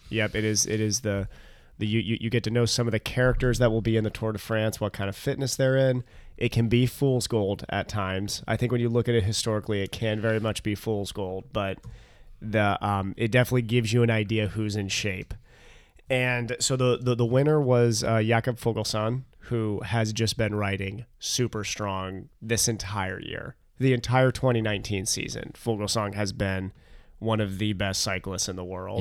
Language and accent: English; United States; as an American